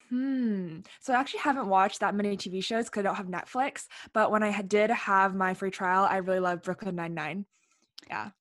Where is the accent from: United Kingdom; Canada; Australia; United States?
Canada; Ottawa, Ontario; I'm from Ottawa, Ontario